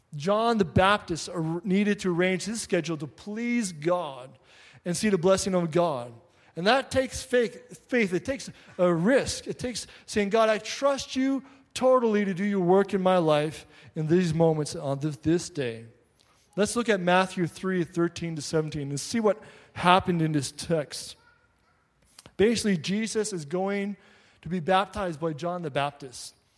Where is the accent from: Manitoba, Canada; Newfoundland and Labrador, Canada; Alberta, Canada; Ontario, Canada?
Newfoundland and Labrador, Canada; Labrador City; now in Quebec, Canada; I grew up in Labrador City, right on the border of Quebec